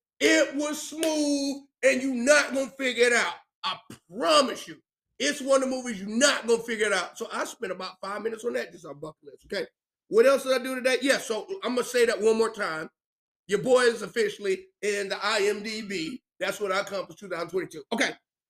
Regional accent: Spartanburg, South Carolina, United States; I could have said, I'm from Spartanburg, South Carolina.

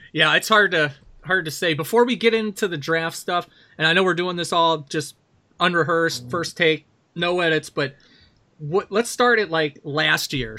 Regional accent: Baltimore, Maryland, United States; now in Wisconsin, United States; I grew up in Baltimore. I moved to Wisconsin, right, ninety-six, ninety-seven

